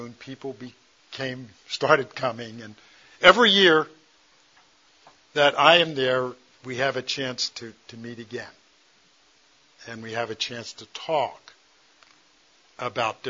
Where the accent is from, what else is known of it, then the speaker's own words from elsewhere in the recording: United States; I'm an American